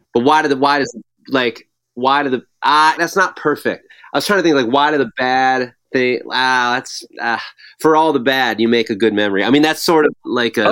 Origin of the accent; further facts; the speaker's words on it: Arlington Heights, Illinois, United States; I grew up in a town called Arlington Heights, which is just northwest.